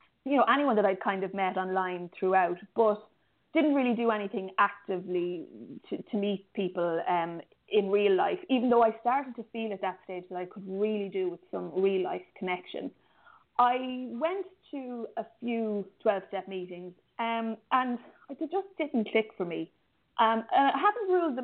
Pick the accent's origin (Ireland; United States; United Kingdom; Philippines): Ireland; I'm from Ireland and it rains a lot here